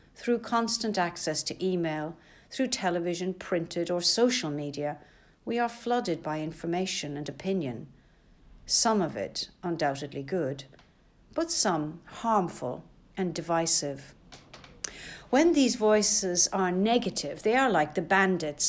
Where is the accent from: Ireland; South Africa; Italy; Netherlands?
Ireland; now in London, United Kingdom; I didn't grow up in the countryside, but being Irish, rural ways and rural life never seemed to be so very far away. In the nineteen seventies in Ireland